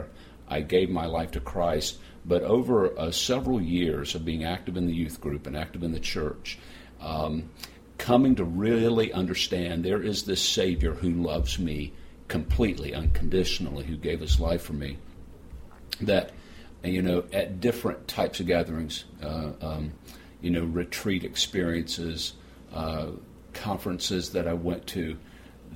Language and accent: English; United States; now in Indianapolis, United States; as an American minister